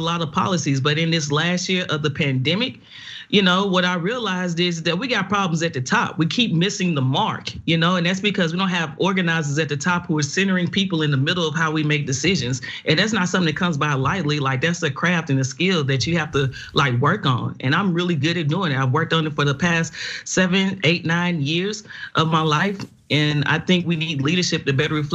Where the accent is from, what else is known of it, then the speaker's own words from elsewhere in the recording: Nashville, Tennessee, United States; I'm from Nashville, Tennessee. I'm a Nashville native.